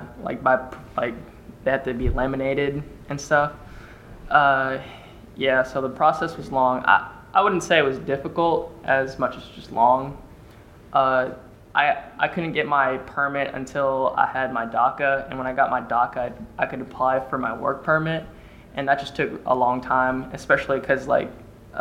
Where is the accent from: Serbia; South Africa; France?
South Africa; also born or lived in Philadelphia; now in Kentucky, United States; I'm originally from South Africa